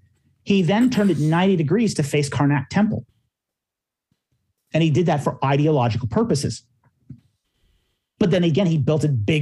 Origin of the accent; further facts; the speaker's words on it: Canada; I say this as a Canadian.